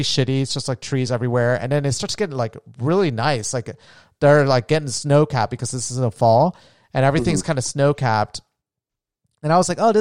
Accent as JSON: {"language": "English", "region": "Florida", "country": "United States", "tie": "born or raised there", "also_born_or_lived": "Nevada", "moved": "yes", "said": "where we grew up in Florida"}